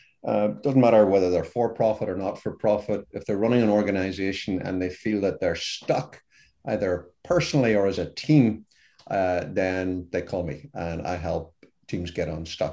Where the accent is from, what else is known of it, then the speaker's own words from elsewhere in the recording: Ireland; accent: Irish; even a dumb Irishman, which is by my accent, you can tell what I am